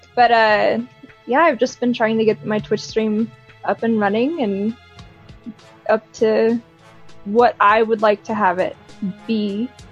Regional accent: Colorado, United States; I'm from Colorado

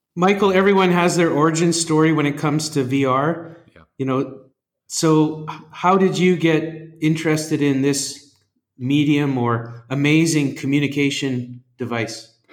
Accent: Western Canada, Canada; moved away as an adult; now in Singapore; Growing up in Canada, mm. even on the west side, you know we're we're supposed to learn French

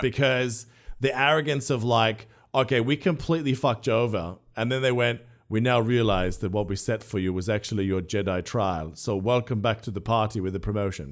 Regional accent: Australia; an Australian who loves doing accents

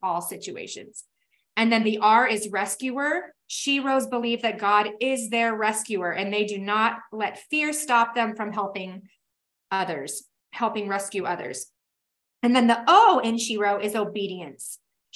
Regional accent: Tacoma, Washington, United States; now in Boise, United States; I am from Tacoma, Washington, where we had rain for 10 months out of the year.

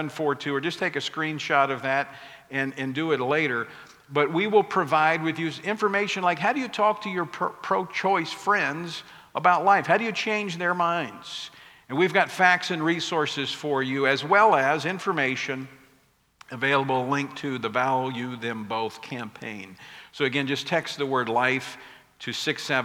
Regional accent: Oklahoma, United States; now in Louisiana, United States; I grew up in Oklahoma, so not too far from here.

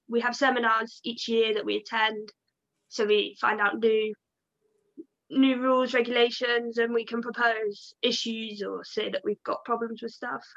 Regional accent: Devon, South West England, United Kingdom; I come from the Southwest, so down in Devon

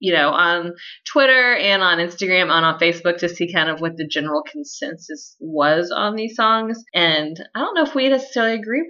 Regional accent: Texas, United States; As a Texan

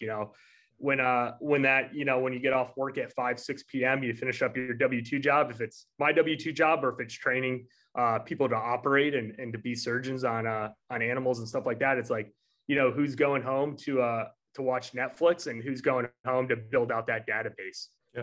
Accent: New York, United States; Growing up in New York, like obviously uh, being from New York State

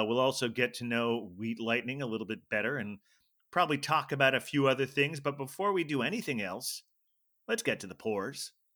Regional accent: Ohio, United States; I grew up in Ohio

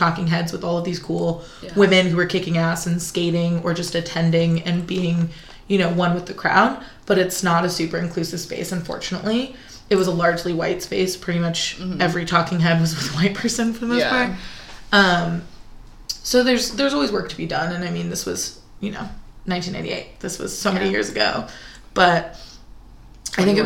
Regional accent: California, United States; I grew up in California

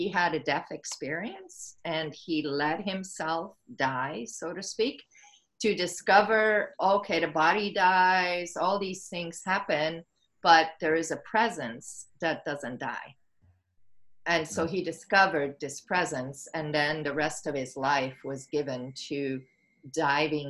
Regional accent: Switzerland; moved away as an adult; also born or lived in California; now in Maui, United States; I was born and raised in Switzerland

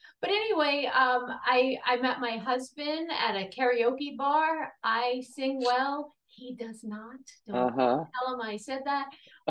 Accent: New York City, New York, United States; now in Westfield, United States; So I grew up in Brooklyn, New York. In case you haven't heard the accent, you will hear it soon.

